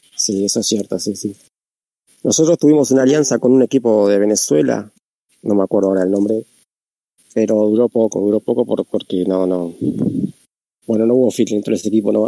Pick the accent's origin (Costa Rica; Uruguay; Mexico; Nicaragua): Uruguay; yo soy de Urutín, de Uruguay